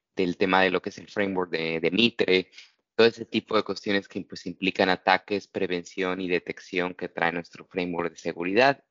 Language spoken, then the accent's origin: Spanish; Mexico; soy mexicano